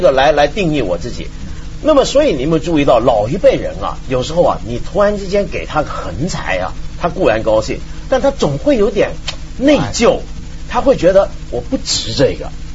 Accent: Hong Kong; 以前我小时候在香港啊

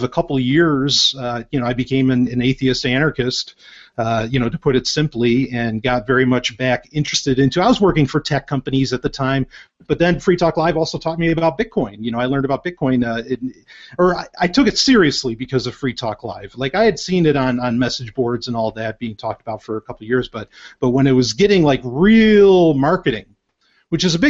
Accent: New York, United States; I grew up in New York.

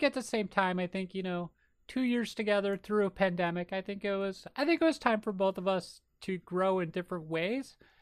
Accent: Minnesota, United States; accent: Minnesota; my Minnesota accent

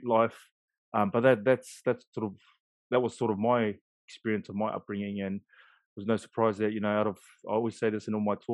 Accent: Auckland, New Zealand; moved away as an adult; also born or lived in Sydney, Australia; now in Christchurch, New Zealand; So I grew up East Auckland, GI boy, Glen Innes.

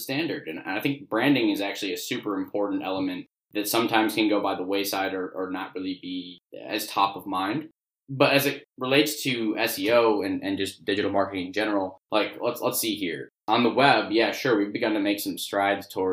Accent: Chicago, Illinois, United States; also born or lived in Columbia, Missouri; I grew up in the Chicago area.

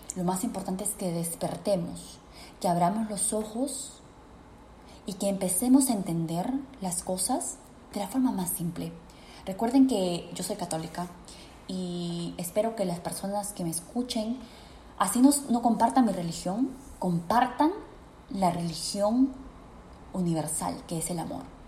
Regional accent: Peru; en mi país, Perú

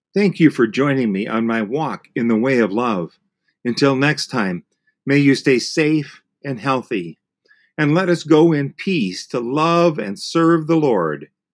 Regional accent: Green Bay, Wisconsin, United States; I grew up in Green Bay

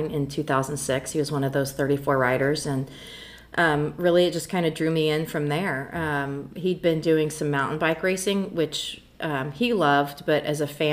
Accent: Emporia, Kansas, United States; my hometown of Emporia, Kansas

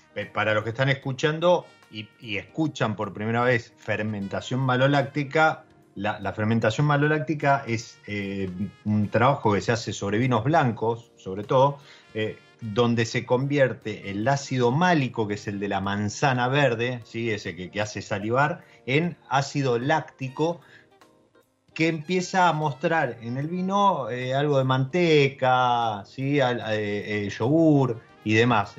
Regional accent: Argentina; nuestro país

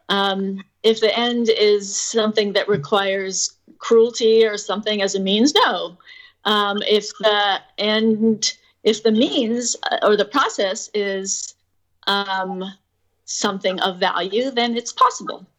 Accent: New York, United States; I grew up in New York too.

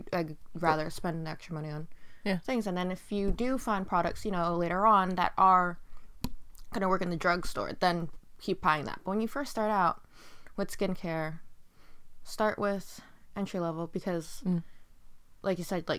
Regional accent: United States; because I'm an American that I would just use like American products and everything, but my ethnicity is Asian

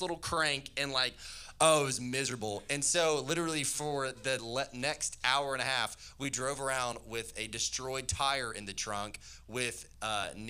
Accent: Tennessee, United States; I'm from Tennessee

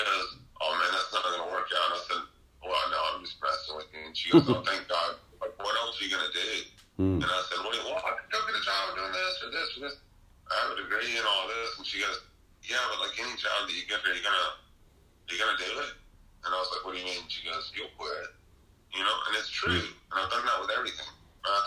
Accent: North Mississippi, United States; moved away; also born or lived in Memphis, Tennessee; I grew up with in North Mississippi

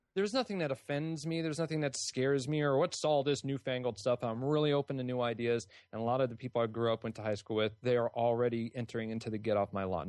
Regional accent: California, United States; I grew up in California

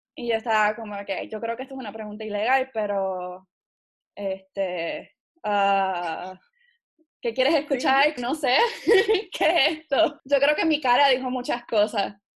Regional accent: Puerto Rico; yo soy puertorriqueña antes de ser científico

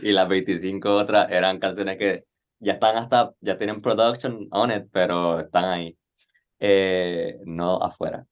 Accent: Nicaragua; moved away as an adult; now in Puerto Rico; soy nicaragüense y no me crié acá. Yo vine a Puerto Rico en el 2017 a estudiar

